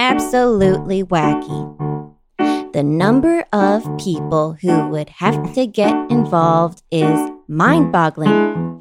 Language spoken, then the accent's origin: English; Allendale, New Jersey, United States; Allendale, New Jersey.